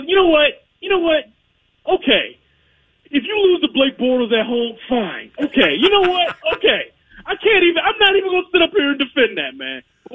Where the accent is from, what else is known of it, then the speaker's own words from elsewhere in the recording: Detroit, Michigan, United States; I grew up in Detroit, man.